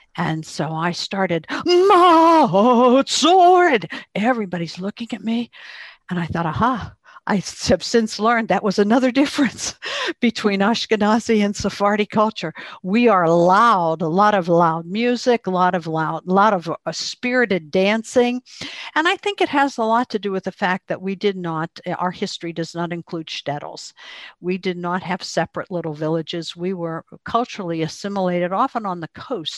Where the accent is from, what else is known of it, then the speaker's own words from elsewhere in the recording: Pittsburgh, Pennsylvania, United States; I'm from Pittsburgh